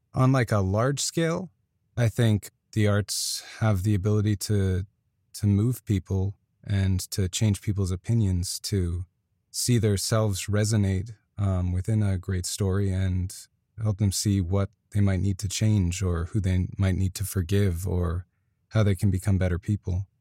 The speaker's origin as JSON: {"language": "English", "country": "Canada", "moved": "as an adult", "lives_now": "United States", "said": "I'm Canadian"}